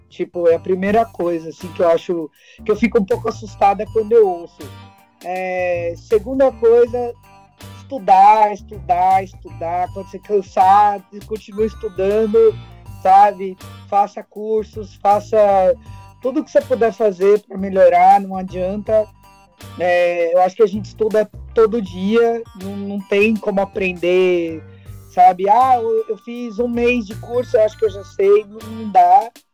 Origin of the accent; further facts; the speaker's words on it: São Paulo, Brazil; a gente veio da ZL, né? Zona Lost